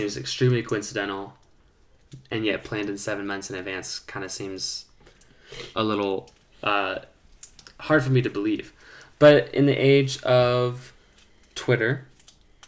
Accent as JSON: {"language": "English", "country": "United States"}